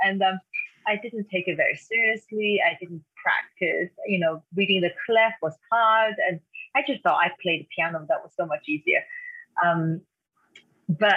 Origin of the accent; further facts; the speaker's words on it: Taiwan; English is a second language; moved away; I grew up in Taiwan, and that's where I am right now, visiting my mother